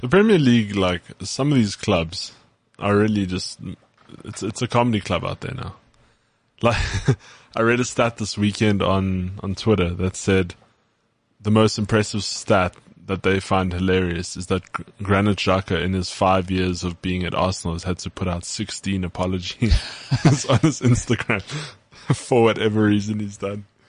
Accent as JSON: {"language": "English", "country": "South Africa", "accent": "South African"}